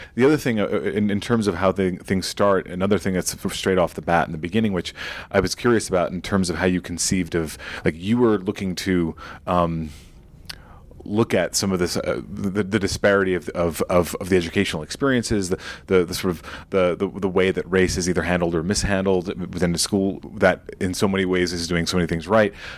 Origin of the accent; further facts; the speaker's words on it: New York, United States; my own experience growing up in New York